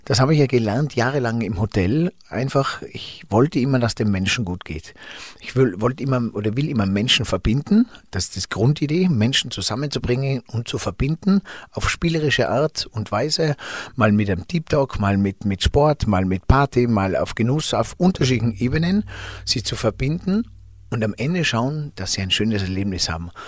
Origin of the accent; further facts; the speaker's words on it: Zell am Ziller, Tyrol, Austria; für uns Einheimischen